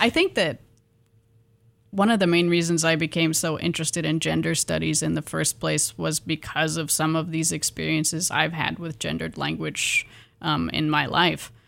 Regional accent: Pullman, Washington, United States; moved away; I'm from Pullman, Washington, originally

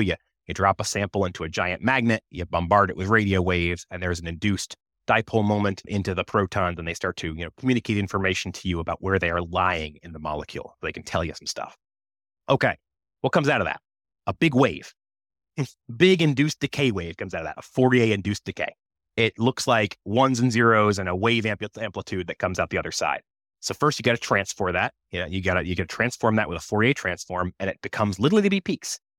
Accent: United States; born or raised there

